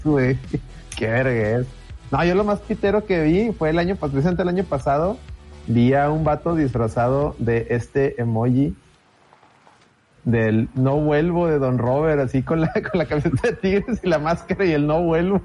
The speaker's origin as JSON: {"language": "Spanish", "town": "Monterrey", "region": "Nuevo León", "country": "Mexico", "said": "somos de Monterrey"}